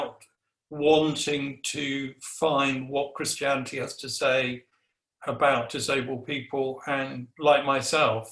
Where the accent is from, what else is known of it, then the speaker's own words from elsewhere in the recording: Guernsey; now in Nottingham, United Kingdom; I was brought up in Guernsey, so I'm an islander.